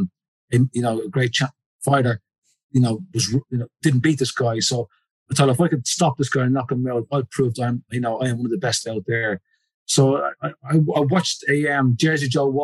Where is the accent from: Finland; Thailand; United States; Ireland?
Ireland; now in United Kingdom; I'm an Irishman